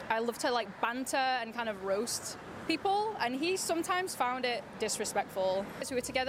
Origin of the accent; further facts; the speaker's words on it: England, United Kingdom; moved away as an adult; also born or lived in Korea; now in South Korea; I'm from England.